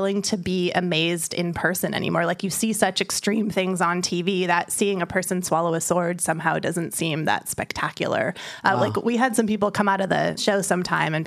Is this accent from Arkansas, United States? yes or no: no; San Francisco, California, United States; I'm from San Francisco and in the Bay Area